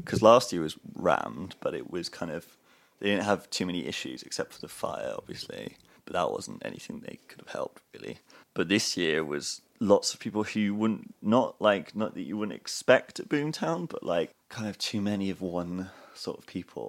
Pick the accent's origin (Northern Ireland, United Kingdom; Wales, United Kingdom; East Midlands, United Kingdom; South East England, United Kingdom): Wales, United Kingdom; Cardiff; I grew up in Cardiff as well